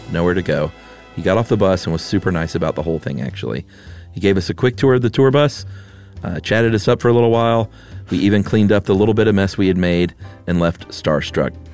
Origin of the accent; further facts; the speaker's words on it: Franklin, Tennessee, United States; I grew up in Franklin, Tennessee, uh, where we used to roll houses all the time.